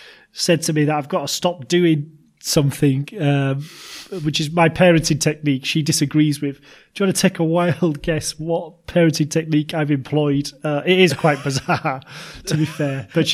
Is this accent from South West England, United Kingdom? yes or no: no; Yorkshire and the Humber, United Kingdom; we're from Yorkshire, so we say, you know, I'm off to hospital and all that.